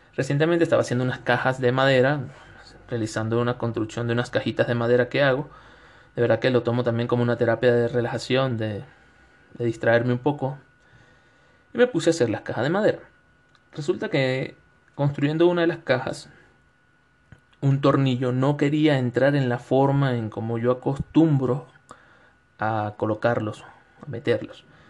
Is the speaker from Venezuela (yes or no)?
yes; Venezuela; moved away as an adult; also born or lived in Quito, Ecuador; now in Cuenca, Ecuador; en Venezuela, donde soy, del estado de Suárez